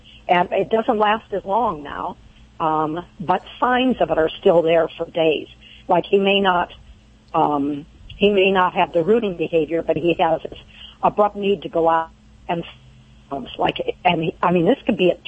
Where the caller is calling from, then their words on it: Laurel Bay, California, United States; Laurel Bay, California.